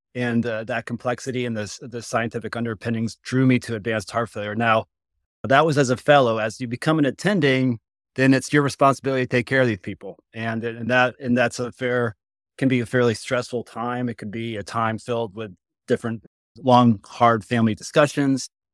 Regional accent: Connecticut, United States; moved away as an adult; also born or lived in Boston / Duke (North Carolina); now in Cincinnati, United States; I'm actually from Connecticut originally

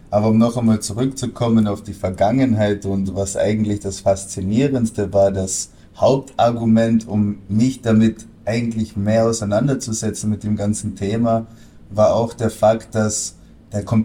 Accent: Austria; Mein Hochdeutsch ist nicht das Beste, weil ich bin in Österreich aufgewachsen, bin natürlich auch halb Deutscher, aber ursprünglich, wie ihr an meinen Namen schon erkennen könnt, bin ich Franzose

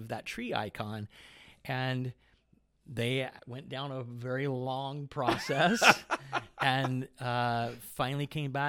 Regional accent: Aberdeen, Washington, United States; also born or lived in Thurston County, Washington; I grew up in Aberdeen originally, yeah, until I got into high school.

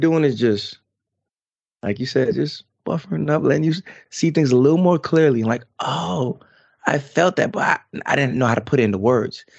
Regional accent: New York, United States; now in North Carolina, United States; I'm from New York, everything is boom, boom, boom, boom, boom

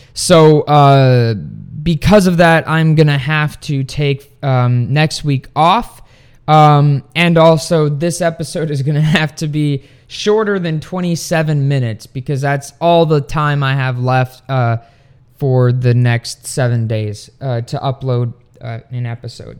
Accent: Sweden; now in United States; my home country of Sweden

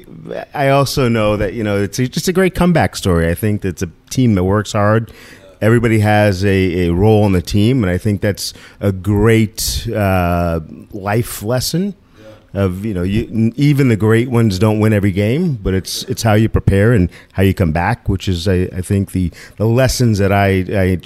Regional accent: Sanford, Maine, United States; also born or lived in New Hampshire / Somersworth, New Hampshire / Rochester, New Hampshire / Boston; spent my high school and pre-high school years in Maine, Sanford, Maine, so on the sea coast of Maine

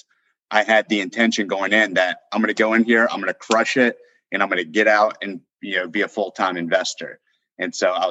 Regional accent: Northern Virginia, United States; born or raised there; moved away as an adult; also born or lived in Austin, Texas

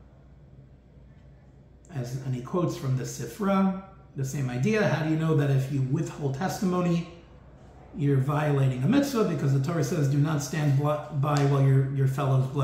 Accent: New York City, New York, United States; I'm from New York

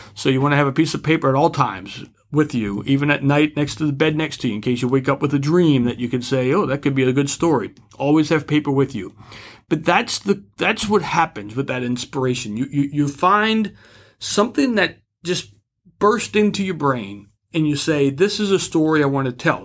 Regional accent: New Orleans, Louisiana, United States; I'm from New Orleans

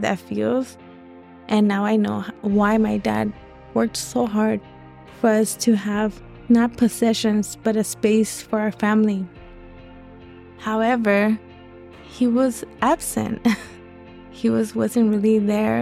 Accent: Los Angeles, California, United States; I was born in Los Angeles, South LA to be exact. I went to elementary in that area and middle school.

